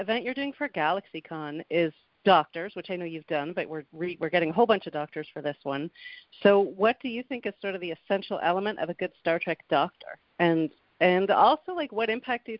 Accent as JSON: {"language": "English", "country": "Canada", "moved": "yes", "said": "I'm from Canada originally"}